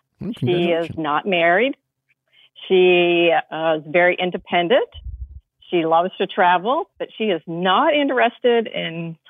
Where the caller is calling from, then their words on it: Virginia, United States; I'm from Virginia.